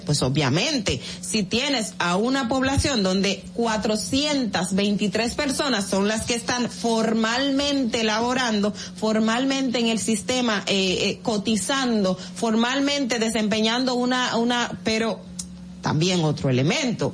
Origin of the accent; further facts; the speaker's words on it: Independencia, Dominican Republic; la provincia Independencia de donde yo soy